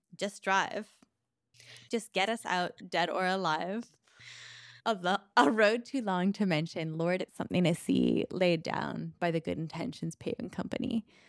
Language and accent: English; Canada; I'm too Canadian